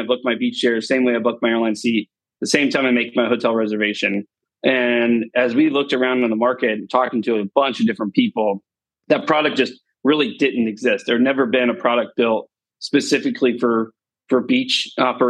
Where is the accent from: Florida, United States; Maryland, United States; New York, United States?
Florida, United States; Destin; moved away as an adult; also born or lived in Nashville; Destin area, like, yeah, it's kind of my town, right? It's where I, you know, grew up here.